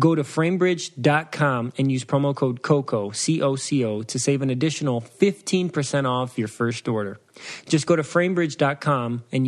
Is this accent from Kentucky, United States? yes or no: no; Waukegan, Illinois, United States; born there; You know, I was born in Waukegan, Illinois.